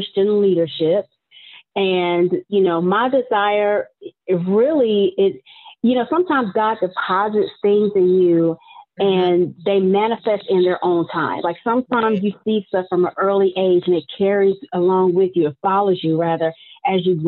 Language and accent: English; Washington, District of Columbia, United States; I grew up in the Washington, D.C. area.